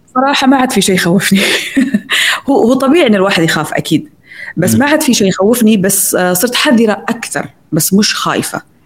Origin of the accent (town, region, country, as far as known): Saudi Arabia